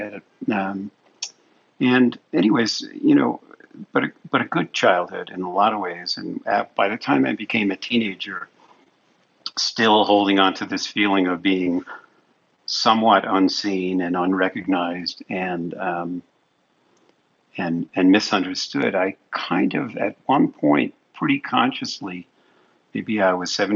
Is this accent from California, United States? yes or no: no; New York City, New York, United States; I was born and raised in Brooklyn, New York.